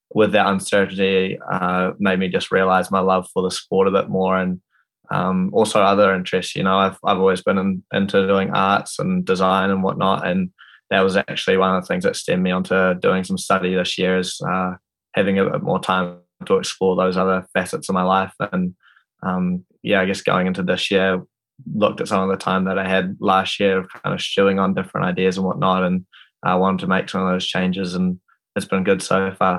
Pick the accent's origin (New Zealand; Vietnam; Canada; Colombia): New Zealand; Wanaka, Otago; I'm from Wanaka